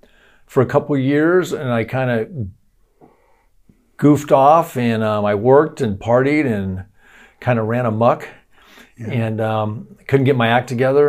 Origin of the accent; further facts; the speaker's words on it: San Mateo, California, United States; also born or lived in Arizona / Los Angeles / Foster City; I'm born in Arizona and grew up a little bit in Southern California, but spent most of my early teens and early adult life in San Mateo and Foster City.